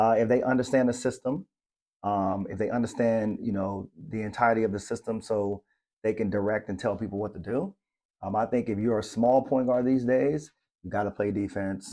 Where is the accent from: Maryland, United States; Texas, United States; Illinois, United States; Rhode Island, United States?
Maryland, United States; moved away; I'm from Maryland, and, and it's the, like, the blue crab capital.